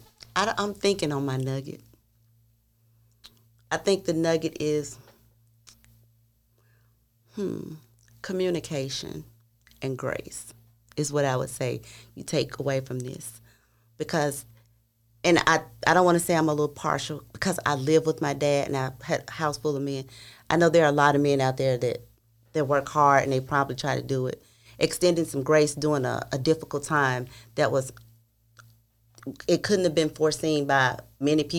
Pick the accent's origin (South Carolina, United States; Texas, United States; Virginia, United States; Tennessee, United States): Tennessee, United States; Memphis; I'm from Memphis.